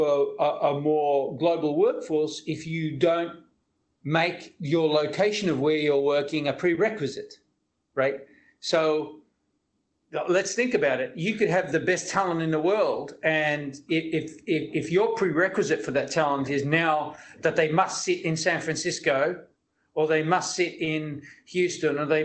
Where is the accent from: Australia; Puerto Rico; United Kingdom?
Australia; moved away as an adult; also born or lived in Silicon Valley, United States / Singapore; I'm Australian, so I moved from Australia to many parts of the world, to Silicon Valley